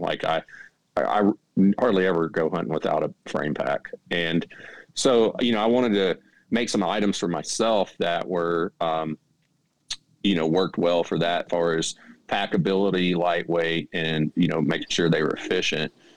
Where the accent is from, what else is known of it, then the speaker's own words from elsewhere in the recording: Mississippi Delta, Arkansas, United States; moved away as an adult; now in North Carolina, United States; I grew up in the Mississippi Delta in Arkansas